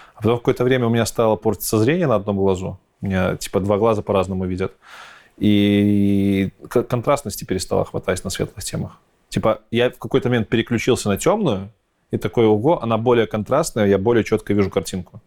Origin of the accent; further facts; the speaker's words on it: Belarus; Я, как истинный белорус